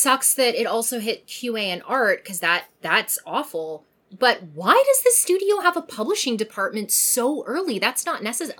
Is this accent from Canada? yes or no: yes; Canada; as a Canadian